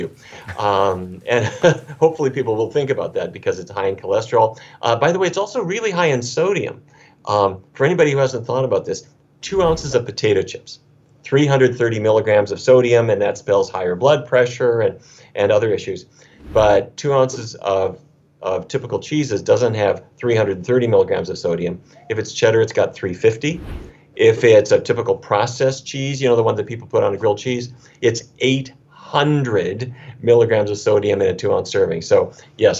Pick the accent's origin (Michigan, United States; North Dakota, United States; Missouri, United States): North Dakota, United States; Fargo; When I was a kid growing up in Fargo, North Dakota